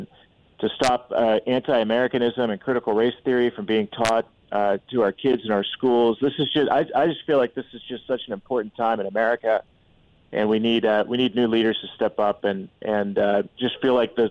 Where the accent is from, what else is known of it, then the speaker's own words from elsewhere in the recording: Columbia City, Indiana, United States; I grew up in Columbia City in a trailer park